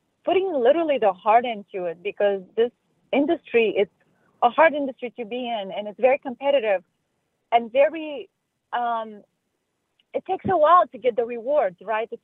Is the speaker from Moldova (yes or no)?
yes; Moldova; now in United States; I'm originally from Republic of Moldova. It's a smaller country in Eastern Europe